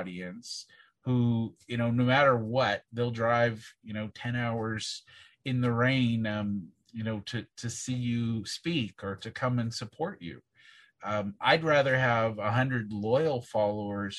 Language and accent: English; Southern Saskatchewan, Canada; I was born and raised in Southern Saskatchewan